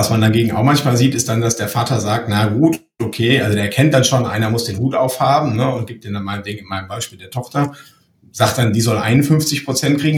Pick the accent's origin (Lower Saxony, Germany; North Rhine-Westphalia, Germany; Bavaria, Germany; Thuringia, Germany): Lower Saxony, Germany; Mein Großvater war Bauunternehmer im Emsland, wo ich herkomme.